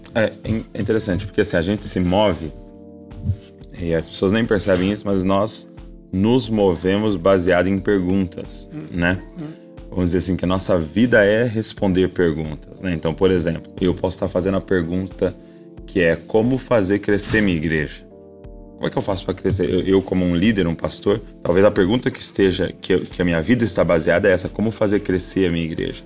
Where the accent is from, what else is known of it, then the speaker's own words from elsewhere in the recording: Brazil; como brasileiro